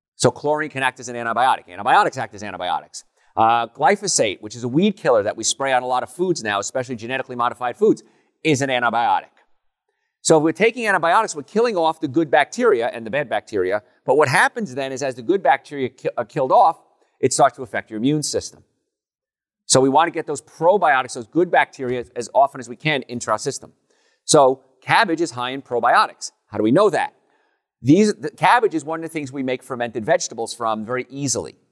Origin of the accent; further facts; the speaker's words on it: Hoboken, New Jersey, United States; moved away; I grew up in Hoboken, New Jersey